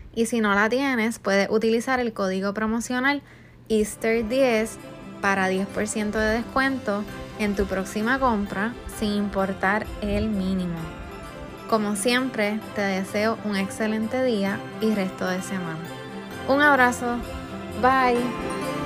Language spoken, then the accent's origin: Spanish; Puerto Rico; moved away; yo soy de Puerto Rico